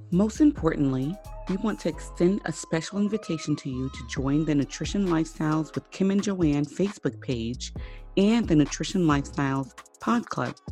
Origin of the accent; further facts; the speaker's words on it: Florida, United States; also born or lived in Haiti; I spent the first seven years of my life in Haiti